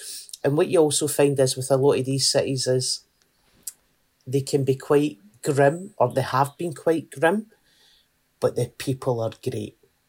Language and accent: English; Glasgow, Scotland, United Kingdom; And I've stayed in Glasgow my entire life. And I was brought up in a place called Garrahill, which is like a nice bit of the East End, right? And I went to school in a place called Coatbridge, which was a different county.